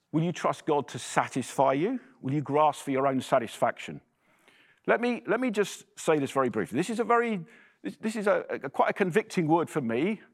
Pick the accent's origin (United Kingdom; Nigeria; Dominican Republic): United Kingdom; England; accent: English; moved away as an adult; now in Ottawa, Canada; you'll tell from my accent that I'm English